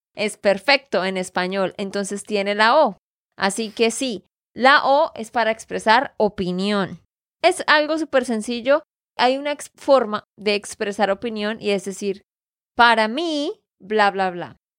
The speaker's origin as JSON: {"language": "Spanish", "region": "Santander", "country": "Colombia", "said": "de Santander, Colombia"}